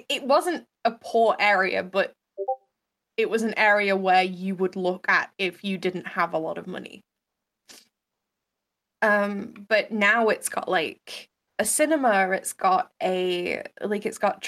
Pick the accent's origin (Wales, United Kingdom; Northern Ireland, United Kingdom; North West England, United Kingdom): North West England, United Kingdom; Manchester; where I grew up in Manchester